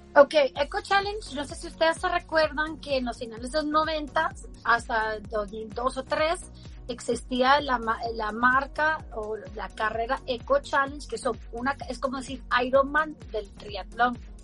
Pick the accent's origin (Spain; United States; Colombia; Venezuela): United States; Baltimore, Maryland; yo crecí en Baltimore